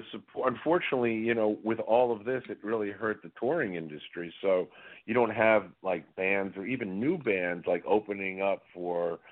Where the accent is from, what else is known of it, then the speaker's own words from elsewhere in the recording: New York City, New York, United States; moved away; I grew up in New York City